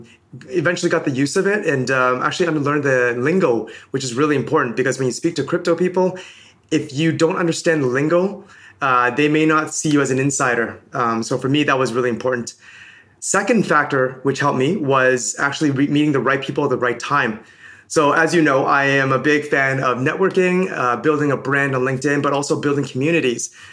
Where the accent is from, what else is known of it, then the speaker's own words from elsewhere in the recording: Toronto, Ontario, Canada; also born or lived in Hong Kong / Birmingham, United Kingdom / London, United Kingdom; originally I'm from Hong Kong. I moved to Toronto when I was 5 years old